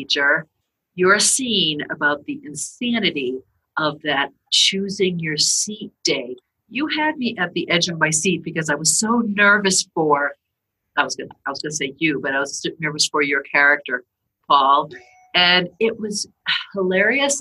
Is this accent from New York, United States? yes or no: no; South Shore of Boston, Massachusetts, United States; I grew up in the South Shore of Boston